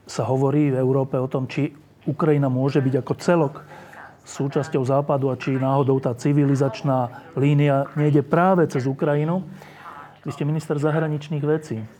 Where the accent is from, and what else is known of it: Slovakia